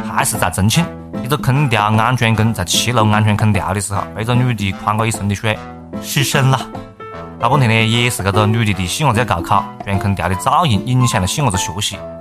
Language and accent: Chinese; Hunan, China; accent: Hunanese; 我们湖南话